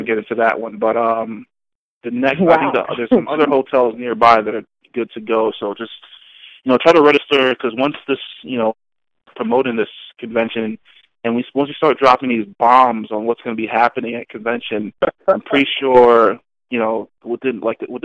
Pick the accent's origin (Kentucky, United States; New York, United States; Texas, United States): New York, United States; I'm from New York